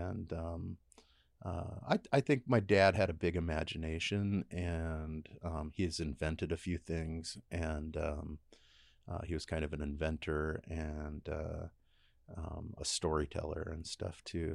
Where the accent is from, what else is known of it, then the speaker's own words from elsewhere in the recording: Enumclaw, Washington, United States; growing up in Enumclaw, it wasn't like um, it wasn't appealing.